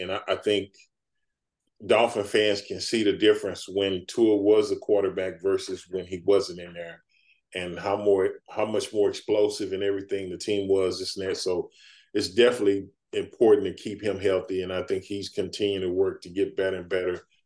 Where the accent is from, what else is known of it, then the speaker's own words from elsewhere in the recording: Dallas, Texas, United States; as a kid, um, growing up in Dallas